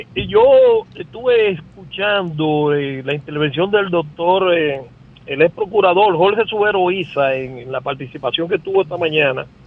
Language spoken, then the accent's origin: Spanish; Dominican Republic; now in Brooklyn, United States; nos cobran a nosotros como dominicanos por ir a nuestro país